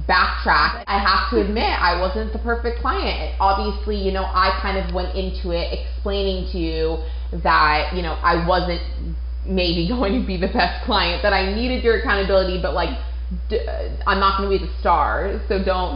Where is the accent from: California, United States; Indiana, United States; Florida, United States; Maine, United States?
Maine, United States; moved away; Maine, which is obviously where I'm from